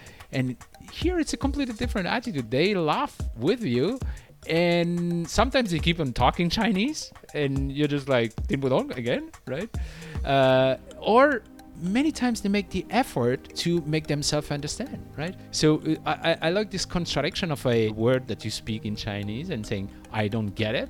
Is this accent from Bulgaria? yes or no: no; France; now in China; in France, my home country